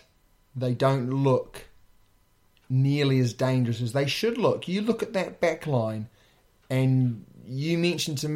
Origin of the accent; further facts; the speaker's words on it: New Zealand; As a Kiwi